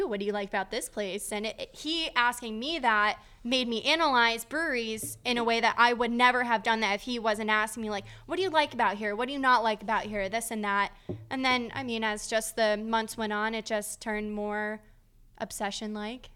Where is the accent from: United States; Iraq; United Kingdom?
United States; Scranton, Pennsylvania; moved away; no one really ventures out from my hometown